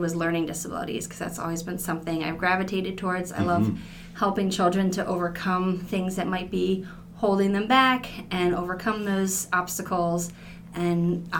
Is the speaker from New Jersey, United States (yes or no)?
yes; New Jersey, United States; moved away; I grew up in New Jersey, and it's actually more beautiful than people think it is.